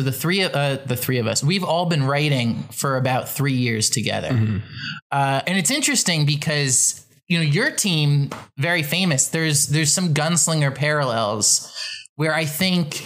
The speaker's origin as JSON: {"language": "English", "region": "New Jersey", "country": "United States", "moved": "yes", "lives_now": "Los Angeles, United States", "said": "I'm a New Jersey guy."}